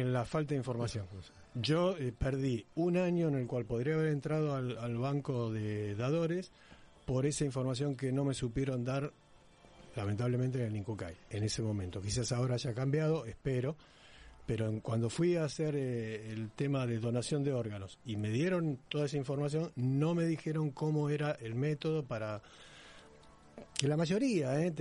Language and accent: Spanish; Buenos Aires, Argentina; de Belgrano